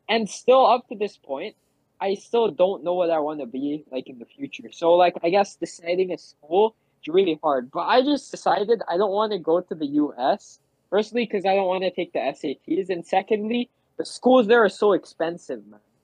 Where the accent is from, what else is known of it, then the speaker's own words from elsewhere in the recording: Philippines; first language English; I was from the Philippines